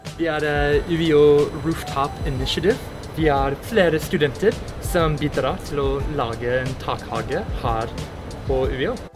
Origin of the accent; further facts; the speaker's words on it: United States; Norwegian is a second language; now in Norway; Og jeg er amerikansk. Jeg kommer fra USA.